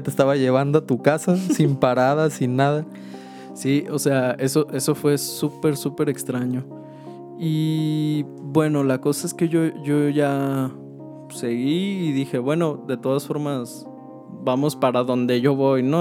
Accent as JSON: {"language": "Spanish", "town": "Guadalajara", "region": "Jalisco", "country": "Mexico", "said": "acá de, donde somos, de Guadalajara"}